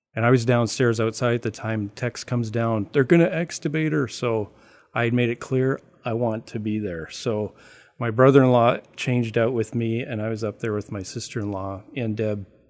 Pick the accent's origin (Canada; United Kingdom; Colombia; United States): Canada; I'm Canadian